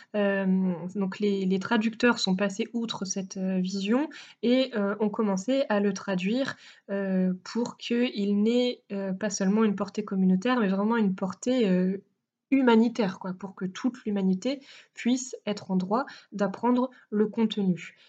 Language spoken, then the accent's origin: French; France; nous sommes français